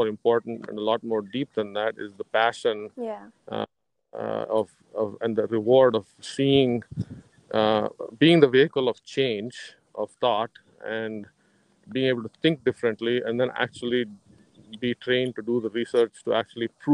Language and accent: English; India; moved away; I was actually in growing up in India after high school